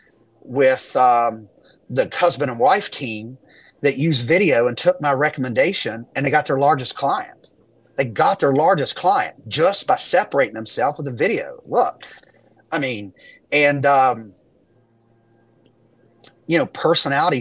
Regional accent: West Virginia, United States; I'm from West Virginia

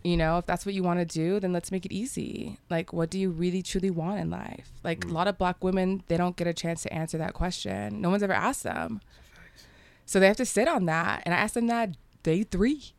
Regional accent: South Texas, United States; moved away as an adult; also born or lived in Qatar / Antigua; now in Mexico City, Mexico; I'm from the border. I'm from Texas, deep south

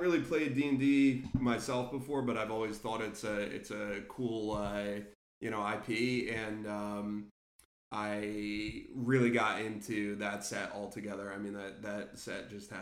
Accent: New Jersey, United States; moved away; we're both from North Jersey originally

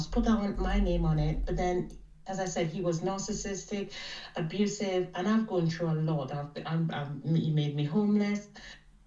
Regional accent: Trinidad & Tobago; moved away as an adult; now in United Kingdom; I'm from Trinidad and Tobago.

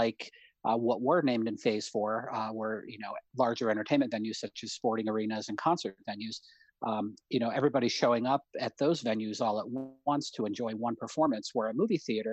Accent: Troy, New York, United States; also born or lived in Binghamton, New York; I grew up in Troy, going to the Hollywood, just a few miles from my house.

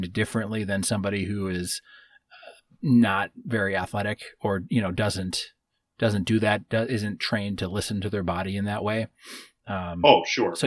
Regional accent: Midwest, United States; Growing up where we grew up in the Midwest

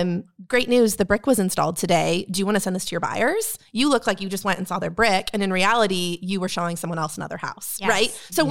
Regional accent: Northern California, United States; moved away as an adult; now in Texas, United States; So I grew up in Northern California. I moved here to go to TCU.

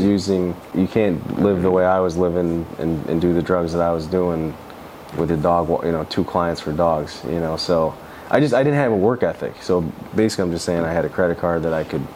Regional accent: Adams, New York, United States; also born or lived in California; I'm from Adams, New York, which is about an hour south of Canada. Grateful to be from upstate New York

